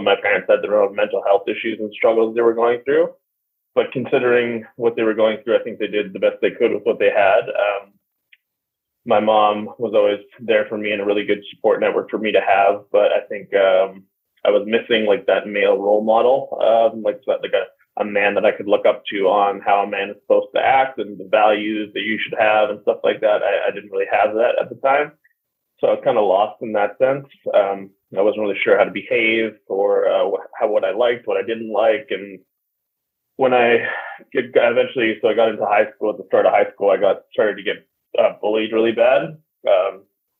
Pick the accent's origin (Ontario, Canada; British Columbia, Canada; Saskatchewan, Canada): British Columbia, Canada; Vancouver; I was born in Vancouver, Canada